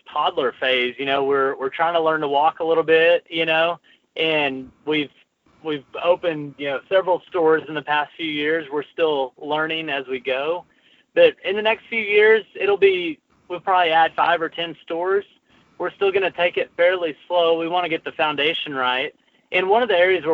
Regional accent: Arkansas, United States; moved away as an adult; also born or lived in Los Angeles; we're both from Arkansas, and we moved back to Arkansas

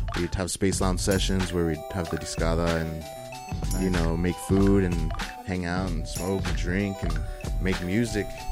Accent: El Paso, Texas, United States; growing up in Central

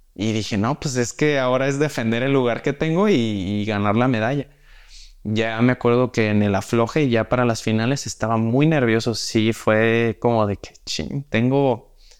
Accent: Mexico; tenemos las capacidades como mexicanos

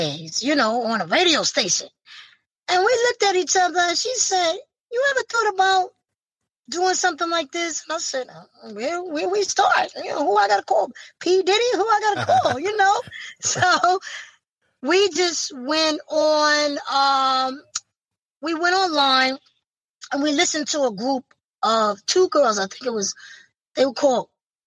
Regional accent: New York City, New York, United States; from Brooklyn, New York

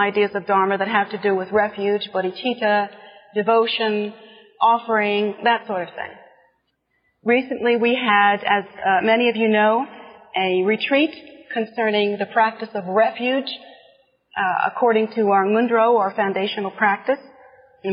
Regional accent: United States; here in our America

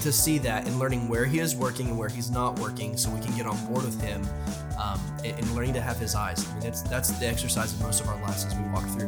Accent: United States; I love being American, I love being in this country

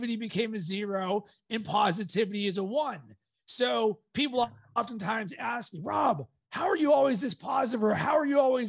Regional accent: Pittsburgh, Pennsylvania, United States; growing up in Pittsburgh

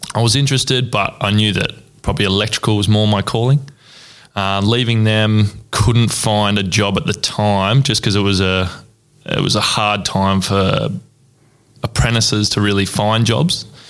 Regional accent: Ballarat, Victoria, Australia; born and bred in Ballarat.

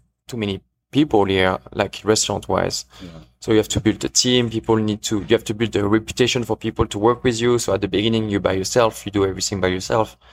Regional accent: eastern France, France; English is a second language; moved away as an adult; now in Kansas City, United States; I grew up in the east part near Switzerland. It's like 45 minutes away from the border. A very small town, 25,000 people.

